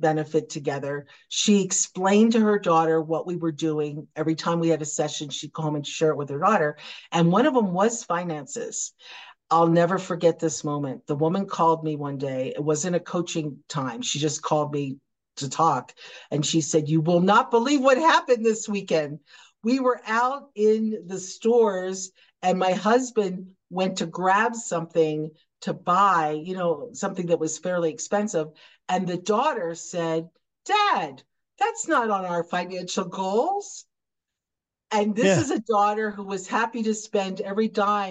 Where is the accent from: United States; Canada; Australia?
United States; I was an American entrepreneur